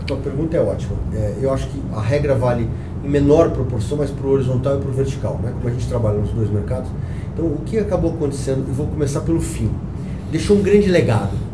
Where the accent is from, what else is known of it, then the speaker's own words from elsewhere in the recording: São Paulo, Brazil; eu sou paulistano